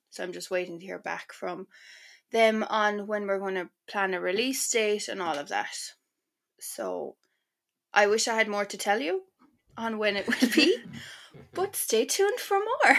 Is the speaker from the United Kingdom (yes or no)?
no; Ireland; moved away; also born or lived in Milan, Italy; I feel like as an Irish person